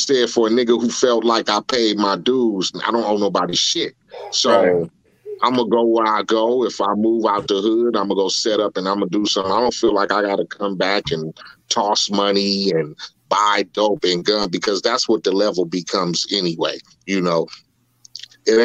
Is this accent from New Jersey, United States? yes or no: no; Compton, California, United States; moved away as an adult; also born or lived in Corona, California; growing up in Compton